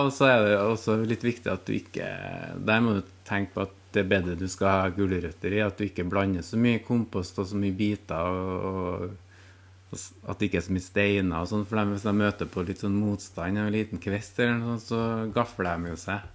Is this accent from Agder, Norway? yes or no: no; Orkanger, Trøndelag, Norway; jeg vokste opp på Orkanger